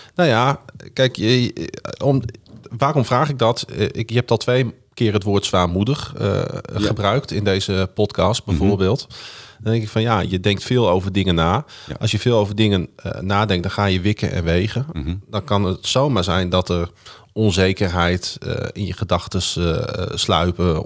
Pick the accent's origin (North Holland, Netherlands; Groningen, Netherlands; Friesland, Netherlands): Groningen, Netherlands; Ik zeg, kom uit Groningen